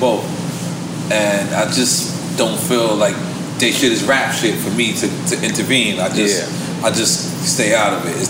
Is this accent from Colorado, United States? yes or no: no; New York, United States; I'm from Queens. I'm from Brooklyn.